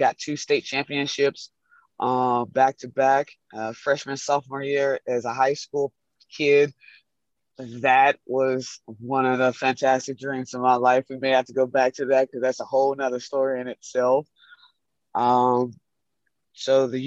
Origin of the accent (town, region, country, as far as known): Atlanta, Georgia, United States; born or raised there; moved away as an adult; now in Düsseldorf, Germany